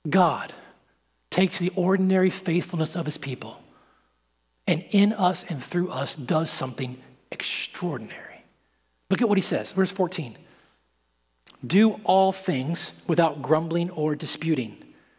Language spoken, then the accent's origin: English; St. Louis, Missouri, United States; I grew up in St. Louis for a little while out in the country, and we had a neighbor who was a hunter